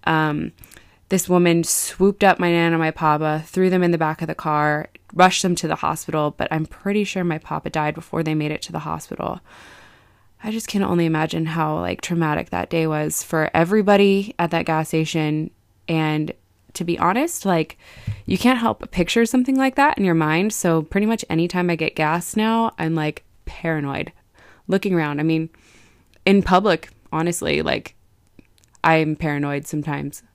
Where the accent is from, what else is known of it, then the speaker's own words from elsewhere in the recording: Vacaville, California, United States; I'm from Vacaville, so it's about forty-five minutes